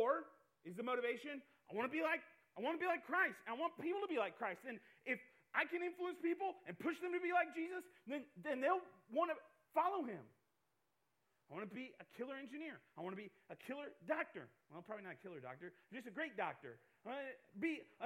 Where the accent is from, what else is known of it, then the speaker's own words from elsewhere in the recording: Iowa, United States; I'm from Iowa. I love farm life